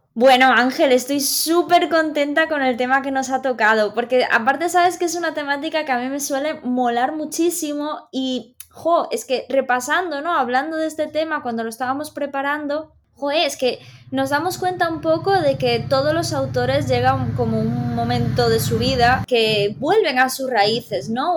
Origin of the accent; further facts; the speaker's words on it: Galicia, Spain; nosotros somos gallegos